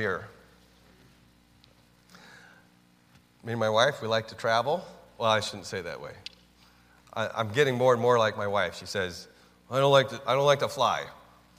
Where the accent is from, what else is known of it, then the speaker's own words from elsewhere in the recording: United States; I'm an American